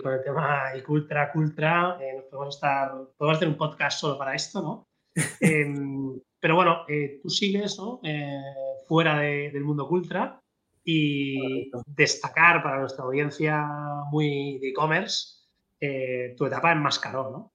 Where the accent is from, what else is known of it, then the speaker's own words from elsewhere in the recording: Barcelona, Catalonia, Spain; los que somos de Barcelona